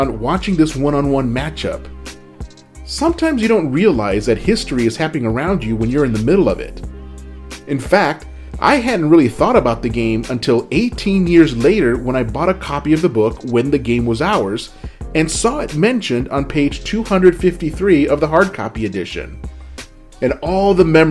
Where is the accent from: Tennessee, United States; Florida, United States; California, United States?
California, United States; Southern; I grew up in Southern California